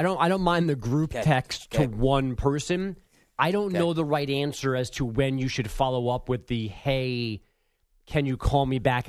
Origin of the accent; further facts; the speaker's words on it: New York, United States; you grow up in New York, like I would. I've got my 917 number